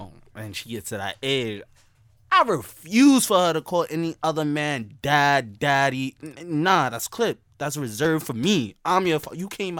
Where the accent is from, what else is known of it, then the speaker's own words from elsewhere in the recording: New York City, New York, United States; I'm from Brooklyn.